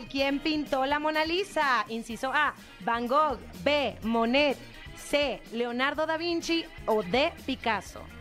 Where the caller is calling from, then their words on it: Gustavo A. Madero, Mexico City, Mexico; De aquí, de la Ciudad de México, de Gustavo Amadero.